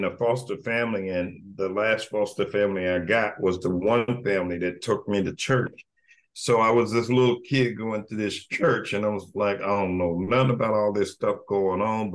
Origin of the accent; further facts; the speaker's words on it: Evansville, Indiana, United States; Born and raised in Evansville